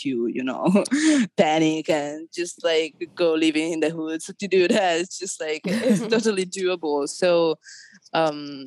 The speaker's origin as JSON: {"language": "English", "country": "Italy", "said": "I'm from Italy"}